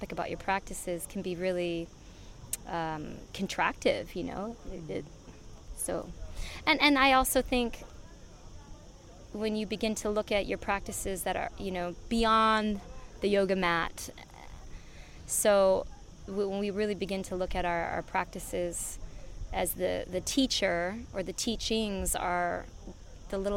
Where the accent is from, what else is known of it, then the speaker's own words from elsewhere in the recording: United States; moved away as an adult; also born or lived in Vancouver, Canada / Los Angeles, United States; now in Ibiza, Spain; I did the addictions when I was in the States, and I'm from the States